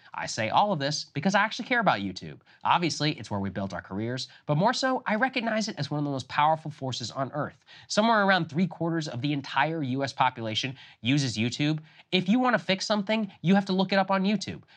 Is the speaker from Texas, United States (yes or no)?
yes; Texas, United States; I grew up in Texas